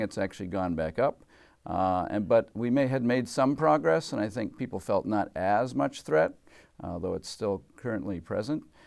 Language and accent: English; Massachusetts, United States; moved away as an adult; now in Washington, United States; as a kid, uh, growing up in Massachusetts